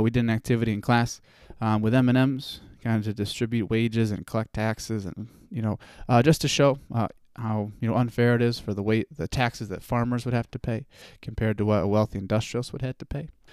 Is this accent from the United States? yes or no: yes; United States